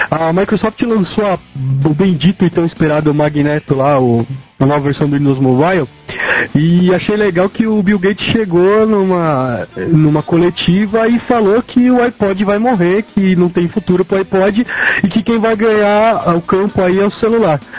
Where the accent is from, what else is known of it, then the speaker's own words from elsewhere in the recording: São Paulo, Brazil; Pessoal, eu sou paulista.